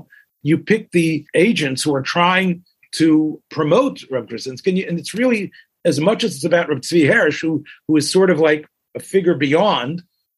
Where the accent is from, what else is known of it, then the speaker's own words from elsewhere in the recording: Memphis, Tennessee, United States; As a Memphis boy